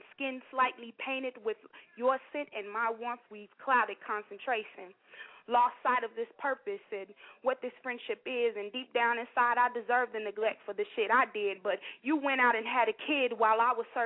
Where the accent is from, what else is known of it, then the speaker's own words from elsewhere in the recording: Chicago, Illinois, United States; I'm from Chicago